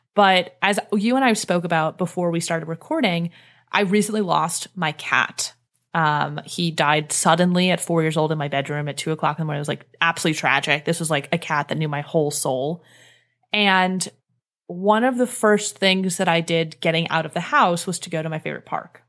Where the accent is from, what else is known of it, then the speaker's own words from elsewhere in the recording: Cleveland, Ohio, United States; moved away as an adult; I grew up in the Northeast. I grew up in Cleveland